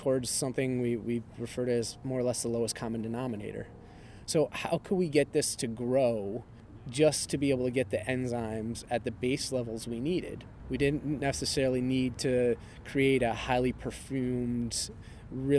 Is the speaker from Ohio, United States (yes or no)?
yes; Cleveland, Ohio, United States; I'm from Cleveland